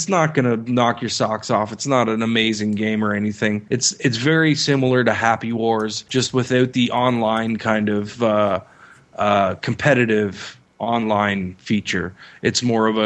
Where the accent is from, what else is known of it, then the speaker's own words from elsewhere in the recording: Canada; being the Canadian.